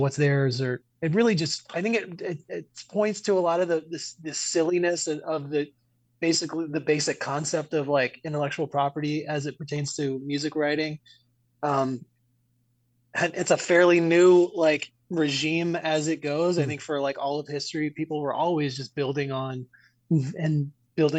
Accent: New Orleans, Louisiana, United States; growing up in New Orleans, that might be your first experience like seeing live music

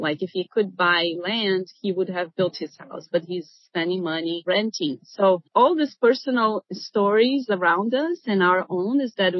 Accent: Brazil; now in United States; We were immigrants. I'm from Brazil.

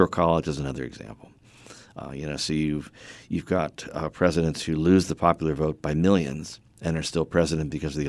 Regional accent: Delaware, United States; born there; also born or lived in Illinois / Vermont; now in North Carolina, United States; I've lived in, I think, 5 different states. And but I think of myself as an American. Yes, I'm a North Carolinian in the way I was a Chicagoan, the way I was a Vermonter for a short time, and a Delawarean by birth.

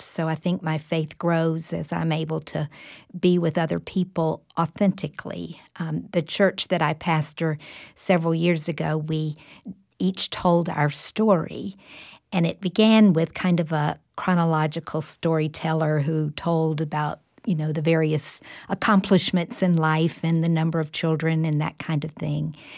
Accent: Jacksonville, Florida, United States; moved away as an adult; now in Tallahassee, United States; I grew up in the church in Jacksonville, Florida, Riverside Baptist Church

